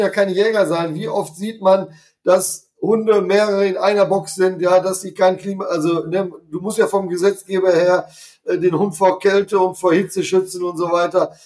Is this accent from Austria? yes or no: no; Hesse, Germany; Hier bei uns in Hessen